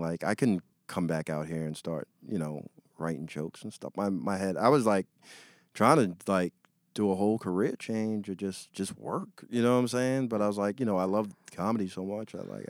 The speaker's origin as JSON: {"language": "English", "town": "New York City", "region": "New York", "country": "United States", "said": "I'm from here."}